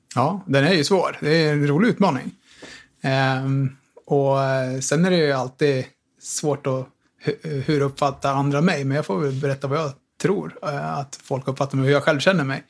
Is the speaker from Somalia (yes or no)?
no; Tillberga, Västmanland, Sweden; also born or lived in Västerås; Bor i Västerås, född och uppvuxen ute i Tillberga